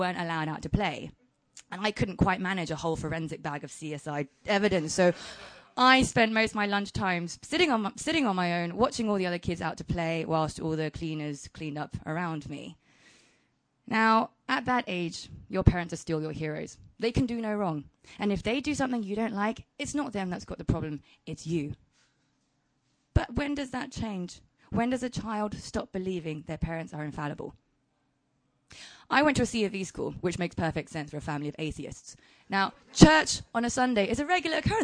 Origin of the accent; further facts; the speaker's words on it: Southampton, South East England, United Kingdom; English is a second language; also born or lived in China / Shanghai; Southampton was also a very culturally undiverse place to grow up in the 90s